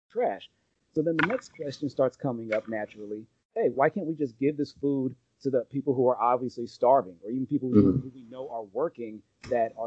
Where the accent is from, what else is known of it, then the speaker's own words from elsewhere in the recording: around Los Angeles, Southern California, United States; I'm from Southern California, around Los Angeles